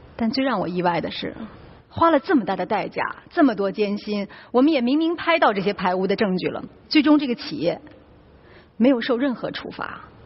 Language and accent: Chinese; Shanxi, China; 我们山西人才烧煤